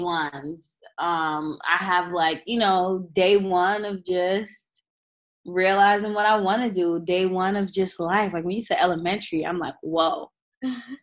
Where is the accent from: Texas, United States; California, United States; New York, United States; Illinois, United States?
New York, United States; New York City; I grew up in Southside, Jamaica, Queens. Still live here.